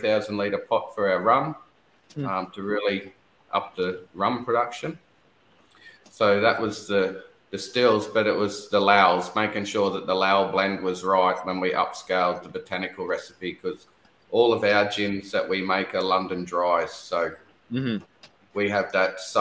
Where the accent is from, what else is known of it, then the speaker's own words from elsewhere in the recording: Newcastle, New South Wales, Australia; now in Bundaberg, Australia; I'm originally from Newcastle